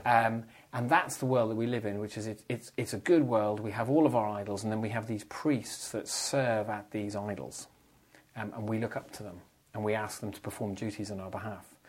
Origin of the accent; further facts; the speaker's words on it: Ireland; speaking as an Irishman